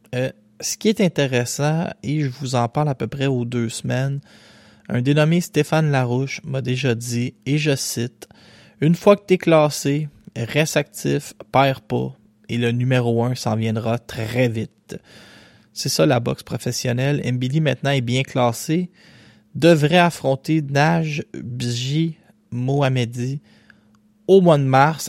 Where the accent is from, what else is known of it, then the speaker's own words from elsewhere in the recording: Quebec, Canada; je suis québécois moi aussi